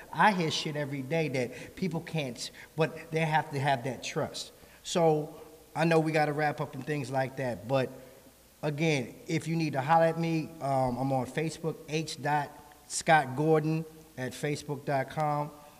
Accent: New York, United States; growing up in New York, I know, shout out to New York

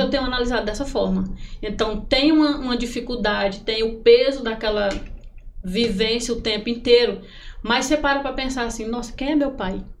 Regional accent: Picos, Piauí, Brazil; now in Parnaíba, Brazil; sou natural de Picos

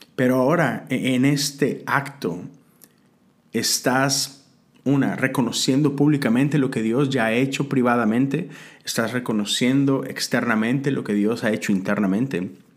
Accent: Mexico; moved away as an adult; now in United States; como mexicano, ahora americano, no tengo que renunciar a mi ciudadanía mexicana

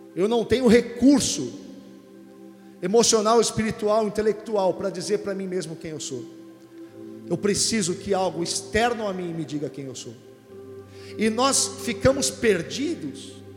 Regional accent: Santos, São Paulo, Brazil; Eu sou de Santos, nascido em Santos, então vivo no litoral

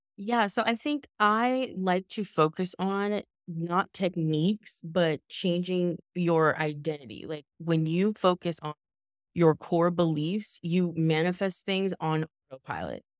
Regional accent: Southern California, United States; also born or lived in Los Angeles; I'm from Southern California, and I was living in Los Angeles

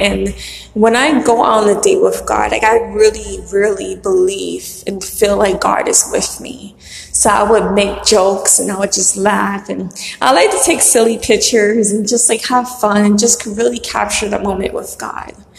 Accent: New York City, New York, United States; the house that I was born in in Brooklyn

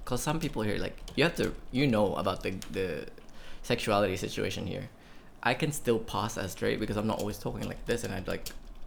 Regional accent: Puerto Princesa, Palawan, Philippines; my hometown of Puerto Princesa City

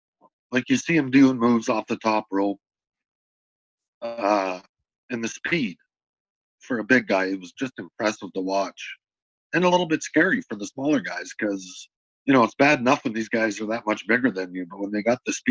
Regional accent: Lethbridge, Alberta, Canada; Yeah, we didn't have that in Lethbridge.

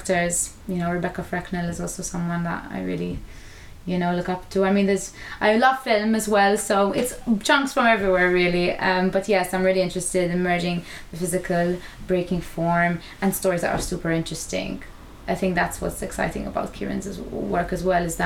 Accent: Malta; moved away as an adult; now in United Kingdom; we grew up in Malta devising work

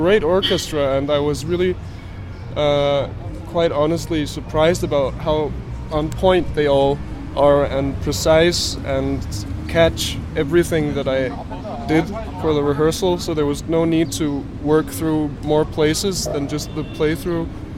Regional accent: Copenhagen, Capital Region of Denmark, Denmark; I'm from Copenhagen, half American as well. My dad is from New York, but I've grown up in Copenhagen all my life

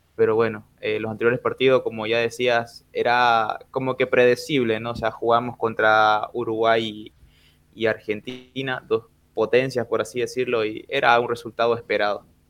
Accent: Bolivia

